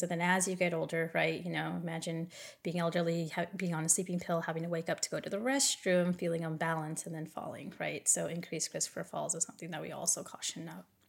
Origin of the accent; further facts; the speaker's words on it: California, United States; moved away as an adult; now in Hawaii, United States; I moved from California, where I'm originally born and raised, to Hawaii about seven years ago